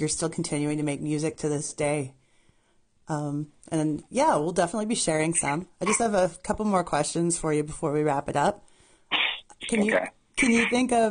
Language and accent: English; Canada; being Canadian